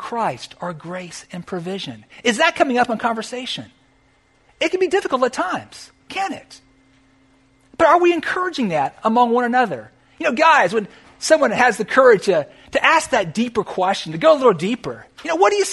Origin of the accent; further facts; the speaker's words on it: California, United States; now in South Florida, United States; Where I grew up in California